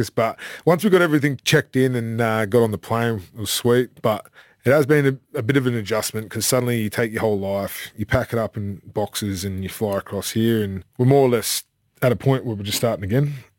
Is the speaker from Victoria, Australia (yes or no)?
no; Sydney, New South Wales, Australia; moved away as an adult; also born or lived in United Kingdom; now in Mackay, Australia; I grew up in Avalon, Manly.